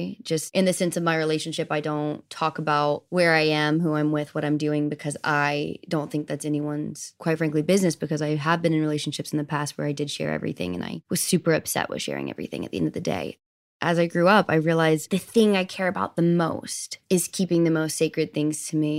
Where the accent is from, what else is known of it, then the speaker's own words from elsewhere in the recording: Southern United States, United States; I grew up in the South where it means different things to different people.